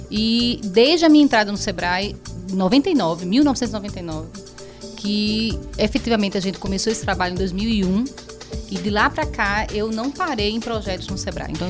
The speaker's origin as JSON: {"language": "Portuguese", "town": "Penedo", "region": "Alagoas", "country": "Brazil", "said": "eu sou alagoana, mas penedense com muito orgulho, viu?"}